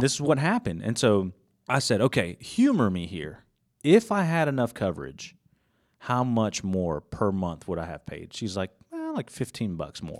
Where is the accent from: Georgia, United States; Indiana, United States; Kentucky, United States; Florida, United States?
Georgia, United States; Gainesville; moved away as an adult; now in Jefferson, United States; I'm originally from Gainesville, Georgia. So just right down the road